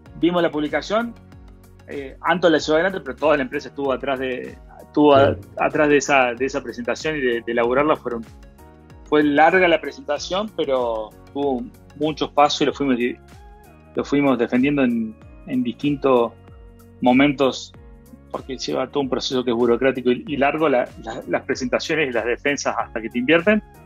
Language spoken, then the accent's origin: Spanish; Argentina; me acuerdo que era muy chiquito ahorrando australes para comprar dólares